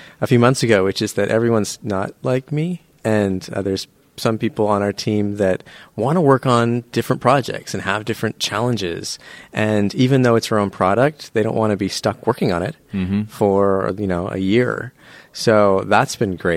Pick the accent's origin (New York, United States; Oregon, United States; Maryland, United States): Oregon, United States; Beaverton; moved away; I grew up in Beaverton. Went to Beaverton High School, home of the Beaverton Beavers